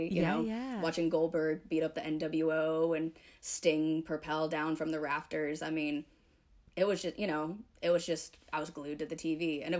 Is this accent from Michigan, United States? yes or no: yes; Detroit, Michigan, United States; moved away; also born or lived in Atlanta, Georgia; growing up in Detroit, it's hockey town.